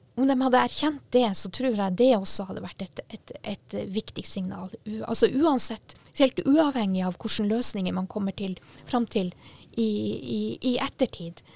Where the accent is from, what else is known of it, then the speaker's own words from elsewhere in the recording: Sami, Sápmi, Norway; men også som en same